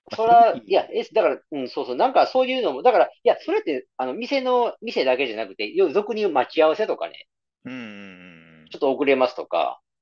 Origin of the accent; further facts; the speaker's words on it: Nara, Japan; 奈良、地元奈良